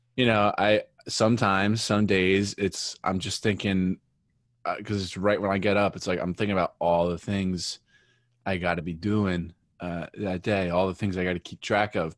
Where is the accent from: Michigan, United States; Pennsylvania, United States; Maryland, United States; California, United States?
Pennsylvania, United States; northeastern; I grew up in, uh, northeastern Pennsylvania